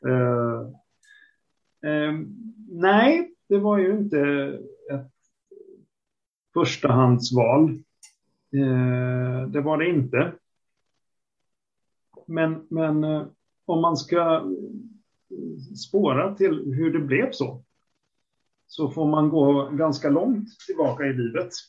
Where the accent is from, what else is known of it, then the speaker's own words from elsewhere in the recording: Boden, Norrbotten County, Sweden; Jag kommer ju från Boden ursprungligen så det var en stor grej att få åka söderut i landet.